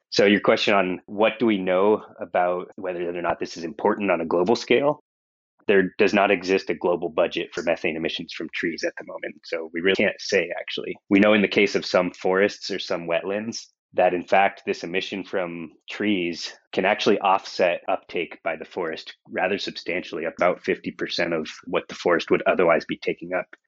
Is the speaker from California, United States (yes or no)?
yes; Monterey, California, United States; moved away as an adult; also born or lived in Seattle / San Diego; I grew up in Monterey, California